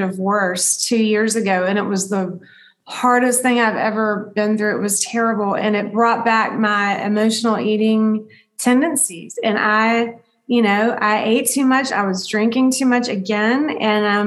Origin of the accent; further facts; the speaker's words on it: the South, United States; I grew up in the South